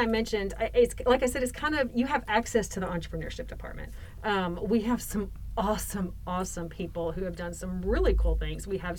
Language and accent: English; Waco, Texas, United States